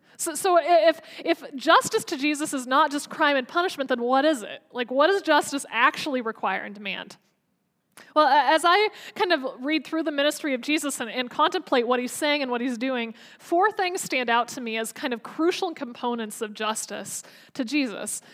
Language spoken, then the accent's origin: English; United States; as an American